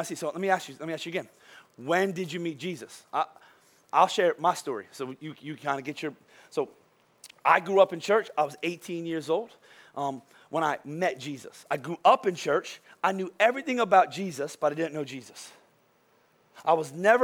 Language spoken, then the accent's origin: English; Boyertown, Pennsylvania, United States; I was from Boyertown.